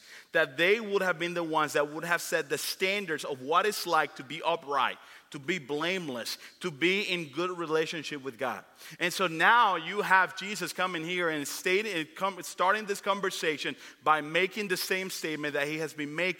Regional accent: Dominican Republic; me growing up in the Dominican Republic

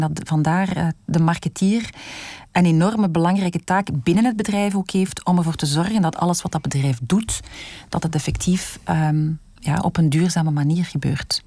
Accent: Belgium; als Belg mijn hart klopt in België

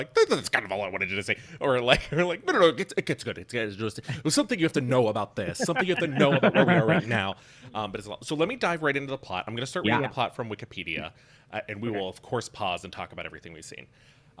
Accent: Pittsburgh, Pennsylvania, United States; I'm from Pittsburgh, and as is Michael Keaton from Pittsburgh

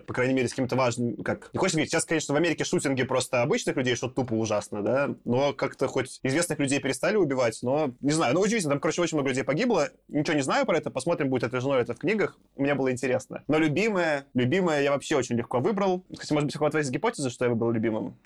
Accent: Minsk, Belarus; я родился в Минске, Беларуси

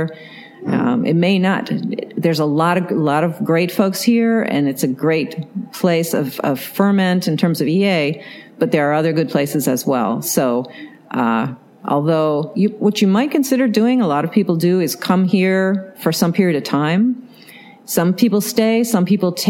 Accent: New York, United States; moved away as an adult; also born or lived in Massachusetts; now in San Francisco Bay Area, United States; I was brought up in New York State

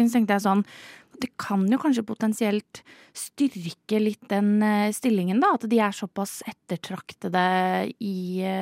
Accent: Halden, Østfold, Norway; Jeg er jo fra Østfold, jeg er fra Mås Eh, altså Halden, veldig nærme Sverige.

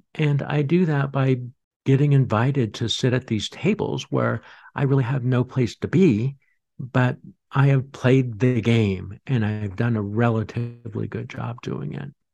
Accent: Boulder, Colorado, United States; I grew up in Boulder, Colorado.

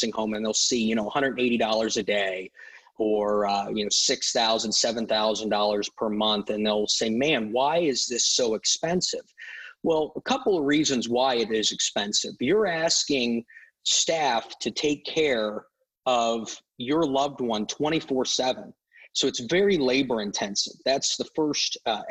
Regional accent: Canton, Ohio, United States; moved away as an adult; also born or lived in Bloomington, Illinois; now in Eureka, United States; I was born and raised in Canton, Ohio. I grew up there, went to high school there

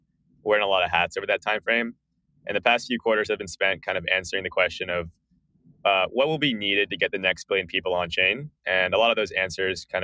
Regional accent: Bay Area, California, United States; I grew up in the Bay Area.

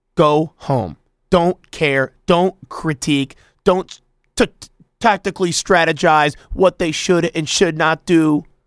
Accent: United States; I'm an American too

